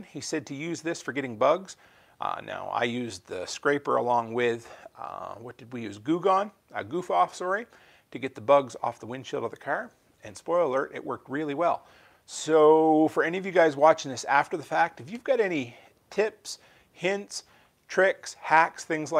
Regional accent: Canada; the silly Canadian that I am

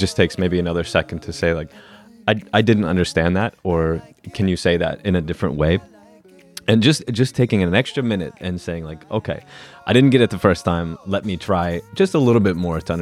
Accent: Denver, Colorado, United States; I'm from Denver, Colorado

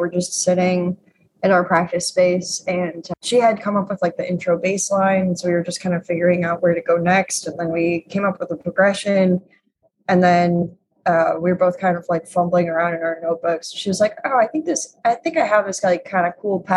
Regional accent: Chicago, Illinois, United States; now in Brooklyn, United States; I grew up in Chicago

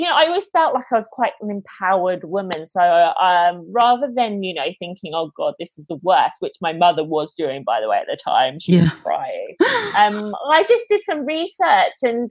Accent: London, United Kingdom; moved away as an adult; now in Australia; I'm originally from London in the UK, but I was traveling around South America, and I decided at the end of it that I was going to move to Australia.

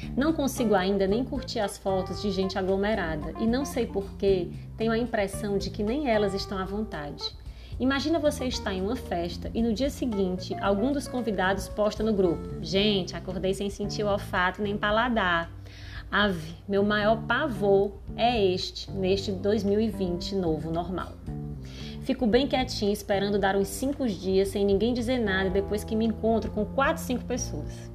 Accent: Fortaleza, Ceará, Brazil; accent: nordestino; Eu falo diretamente aqui de Fortaleza, esse sotaque acentuado nordestino

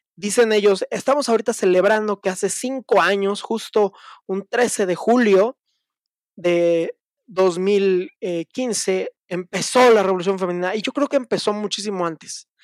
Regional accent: Mexico; como muchos mexicanos de niño yo veía la lucha libre en la televisión, en Canal 9

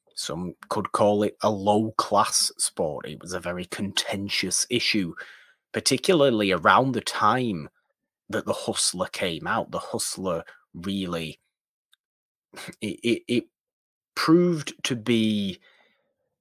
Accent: United Kingdom; me being British

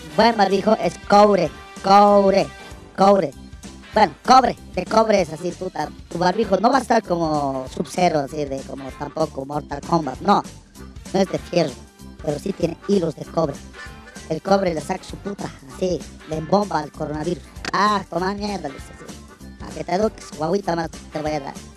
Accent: El Alto, La Paz, Bolivia; alteño soy, alteño soy yo, puta, todo el alto me conozco

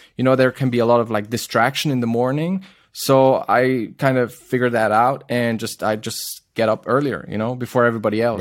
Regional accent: Zurich, Switzerland; my hometown in Zurich

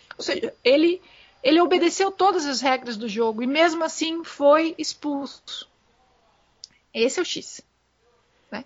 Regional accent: Brazil

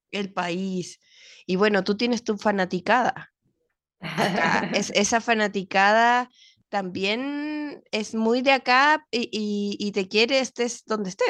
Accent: Mexico; moved away as an adult; yo llegué, a llegué de México a los 20 años, como teniendo todo mi mundo y estudiaba en la Ibero, amaba mi universidad.

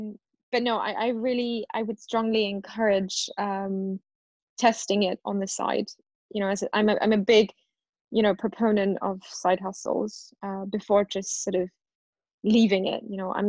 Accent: India; The food is really good. And I say that as an Indian.

